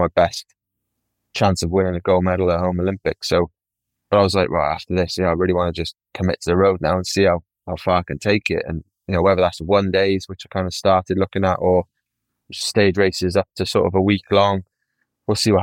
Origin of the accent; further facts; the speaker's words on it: United Kingdom; as a Brit